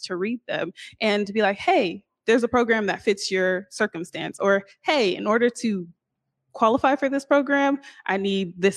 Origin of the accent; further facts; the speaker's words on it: Seattle, Washington, United States; I'm from here